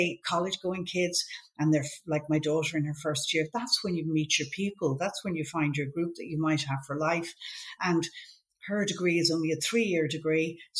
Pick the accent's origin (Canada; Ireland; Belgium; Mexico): Ireland; Cabinteely, Leinster; we went to, lived in a place called Shrews